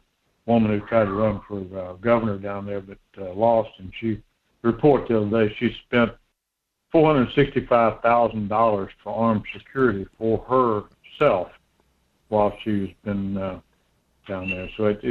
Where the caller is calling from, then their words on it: Homer, Alaska, United States; down in Homer.